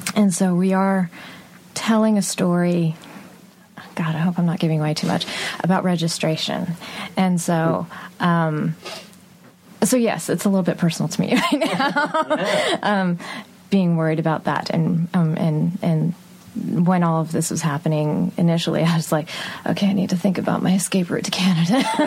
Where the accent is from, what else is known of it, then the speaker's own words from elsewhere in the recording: Texas, United States; I grew up in Texas